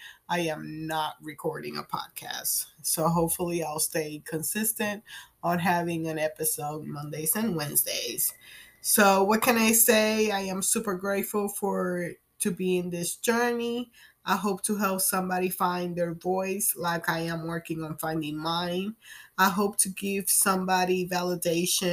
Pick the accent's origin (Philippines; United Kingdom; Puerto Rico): Puerto Rico; I am from Puerto Rico